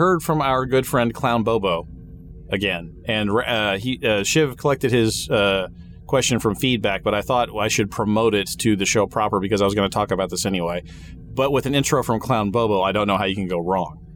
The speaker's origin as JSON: {"language": "English", "town": "Wichita", "region": "Kansas", "country": "United States", "tie": "born or raised there", "said": "Wichita, Kansas, by the way, just for fun, just so you all will know, from my hometown"}